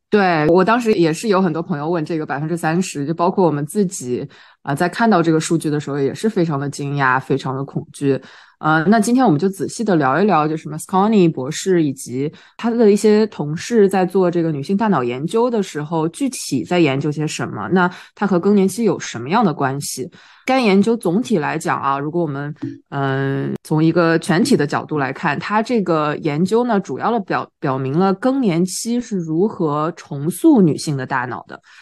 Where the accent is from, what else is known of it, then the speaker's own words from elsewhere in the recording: China; 我们中国人